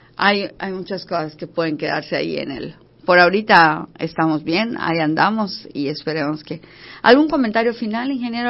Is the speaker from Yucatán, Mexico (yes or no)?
yes; Yucatán, Mexico; como los yucatecos somos